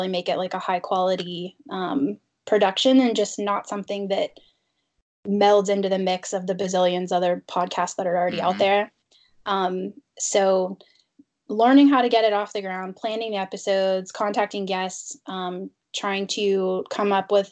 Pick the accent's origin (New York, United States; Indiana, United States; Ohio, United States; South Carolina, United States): Indiana, United States; moved away as an adult; now in Pittsburgh, United States; I'm from Indiana